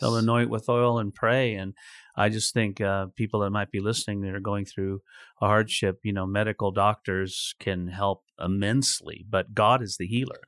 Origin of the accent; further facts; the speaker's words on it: California, United States; not the first city I would choose to live in in my home state